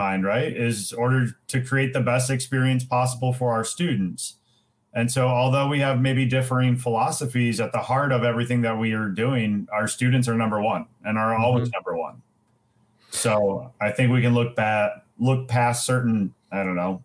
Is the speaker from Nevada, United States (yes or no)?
no; Rockford, Illinois, United States; I'm from the Roscoe-Rockford area